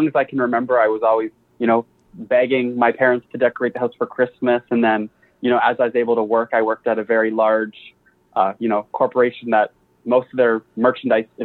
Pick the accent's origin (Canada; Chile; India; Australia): Canada; moved away as an adult; now in United States; being Canadian